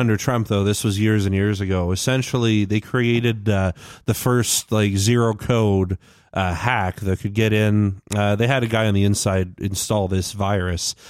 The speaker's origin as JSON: {"language": "English", "country": "Canada", "said": "I'm Canadian"}